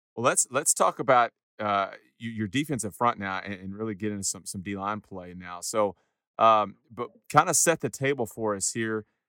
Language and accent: English; Huntsville, Texas, United States; growing up in Huntsville